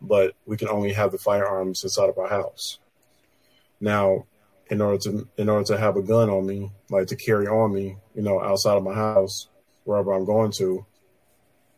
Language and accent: English; Chicago, Illinois, United States; I was born and raised in Chicago.